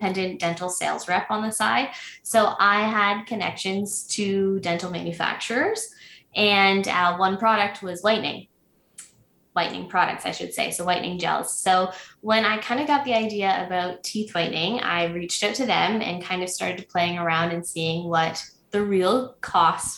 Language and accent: English; Prince Edward County, Ontario, Canada; moved away as an adult; now in Belleville, Canada; I was born and raised in Prince Edward County, which is the hot spot in Ontario lately